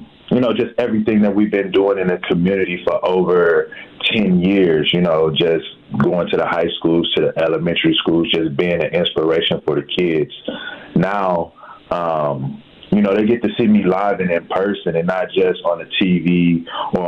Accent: Milwaukee, Wisconsin, United States; I'm a product of Milwaukee. You know, I grew up on First and Ring, 24th Place and Locust.

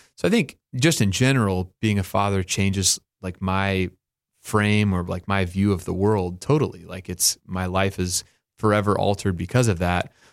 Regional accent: Oklahoma, United States; I grew up in Oklahoma.

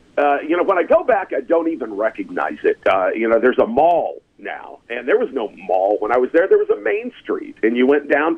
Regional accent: Shawnee, Oklahoma, United States; Born in Shawnee, Oklahoma. About 25,000 population just east of Oklahoma City, little under an hour. And, you know, typical small town life.

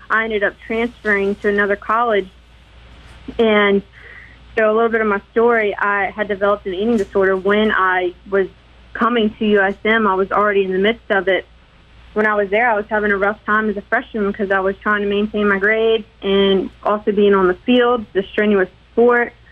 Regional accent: Hattiesburg, Mississippi, United States; born there; Okay, so actually, I was born in Hattiesburg at Forrest General, and both of my parents attended Southern Miss in college.

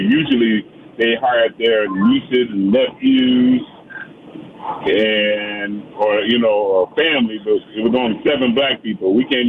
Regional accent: Milwaukee, Wisconsin, United States; moved away as an adult; now in Phoenix, United States; I'm from Milwaukee originally. Been here in Phoenix for about 8 months. So growing up in Milwaukee

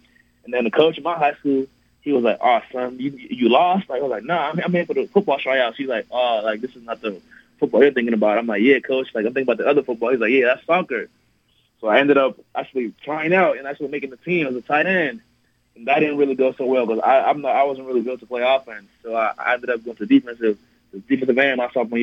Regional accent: Nigeria; now in El Paso, United States; growing up in Nigeria. It was definitely even better coming to America

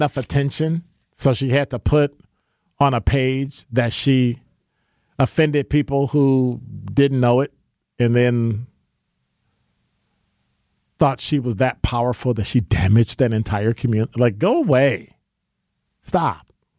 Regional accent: Detroit, Michigan, United States; Yes, I'm from Detroit.

